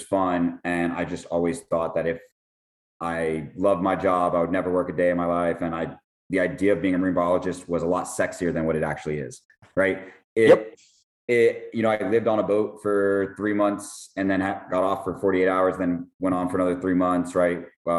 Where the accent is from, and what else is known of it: Miami, Florida, United States